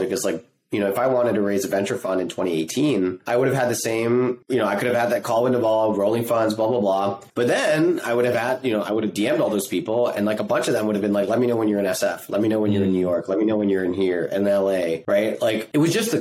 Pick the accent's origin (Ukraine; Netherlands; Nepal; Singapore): Singapore; moved away; I grew up in Singapore